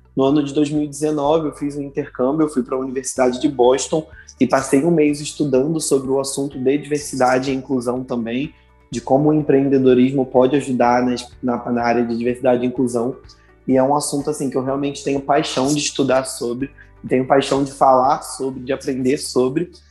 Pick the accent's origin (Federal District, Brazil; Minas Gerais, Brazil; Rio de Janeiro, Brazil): Rio de Janeiro, Brazil; eu sou nascido aqui no Rio de Janeiro, na zona oeste do Rio.